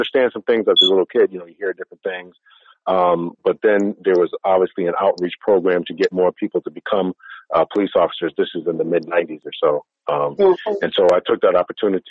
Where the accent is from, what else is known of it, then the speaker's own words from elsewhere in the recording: Waterbury, Connecticut, United States; also born or lived in Massachusetts; raised in the city of Connecticut, well, in the state of Connecticut, in the city of Waterbury